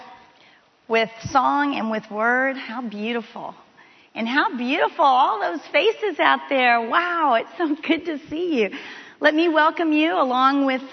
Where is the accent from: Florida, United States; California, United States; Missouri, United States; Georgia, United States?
Florida, United States; Miami; moved away as an adult; also born or lived in Texas; I'm from Miami, Florida